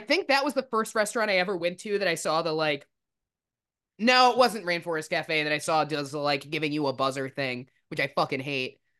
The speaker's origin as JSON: {"language": "English", "region": "New Jersey", "country": "United States", "tie": "born or raised there", "said": "I grew up in New Jersey"}